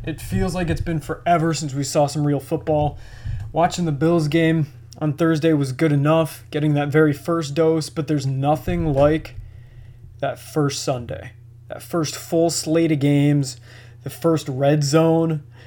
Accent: Buffalo, New York, United States; I'm from Buffalo

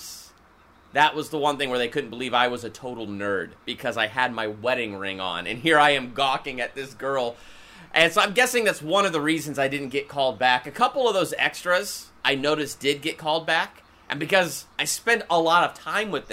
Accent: Columbus, Ohio, United States; I was born and raised in Columbus, Ohio

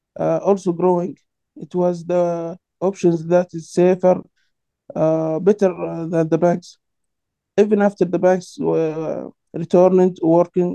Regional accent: Sudan; I'm from Sudan, and I lived there for 4 years.

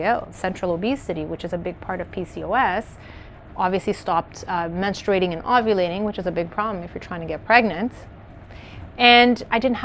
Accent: Canada; moved away as an adult; also born or lived in Maputo, Mozambique; I was raised in Canada, but I was born in Mozambique.

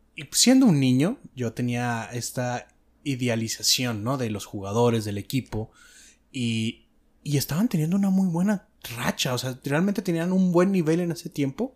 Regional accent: Mexico; yo tengo experiencia de haber nacido y crecido en México.

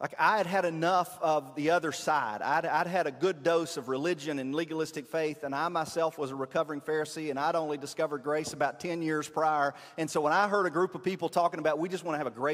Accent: Hohenwald, Tennessee, United States; I'm from Hohenwald, and we can count the red lights on one hand

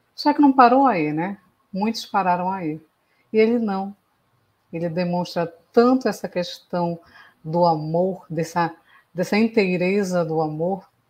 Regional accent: Belém, Pará, Brazil; Eu sou de Belém do Pará

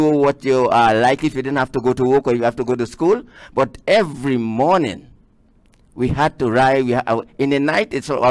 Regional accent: Rio Claro, Trinidad & Tobago; originally I am from the southeast of the island. Right. Rio Claro to be exact

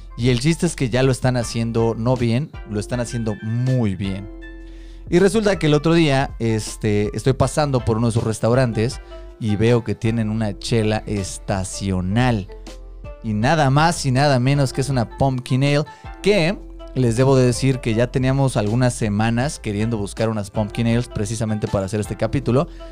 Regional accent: Mexico City, Mexico; Somos tres amigos chilangos

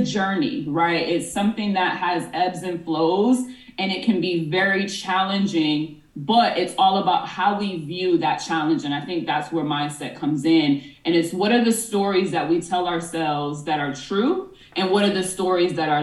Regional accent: Boston, Massachusetts, United States; moved away as an adult; now in Los Angeles, United States; I'm originally from Boston, Mass, and I moved to LA in 2020

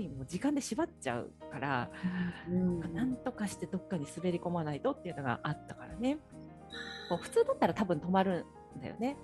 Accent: Saitama, Japan; moved away; うちの実家って埼玉なんだけど

